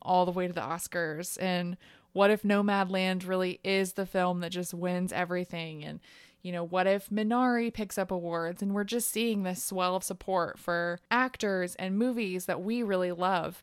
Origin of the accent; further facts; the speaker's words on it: Ohio, United States; we're both from Ohio